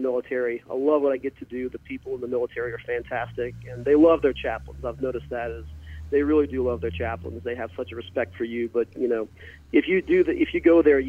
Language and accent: English; South Louisiana, United States; growing up in South Louisiana